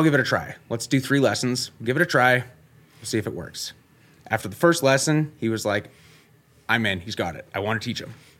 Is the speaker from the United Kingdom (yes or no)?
no; Innisfail, Alberta, Canada; Grew up in Innisfail, Alberta. Little town, about 7,000 people. Was born about 20 minutes west of town. We had an acreage out there. When I was 4, we moved into town as I was starting kindergarten